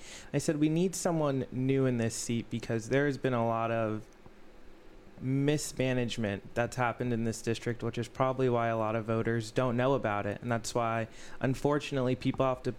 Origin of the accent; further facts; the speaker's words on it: Weston, Florida, United States; I grew up in Weston.